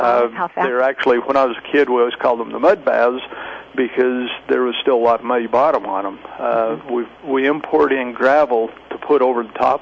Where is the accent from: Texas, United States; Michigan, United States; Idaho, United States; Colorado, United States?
Idaho, United States; Lava Hot Springs; after I came to work here in Lava Hot Springs, which is my hometown